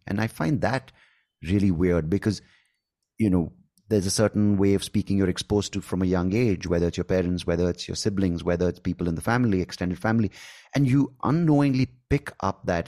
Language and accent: English; India; accent: Indian; my Indian accent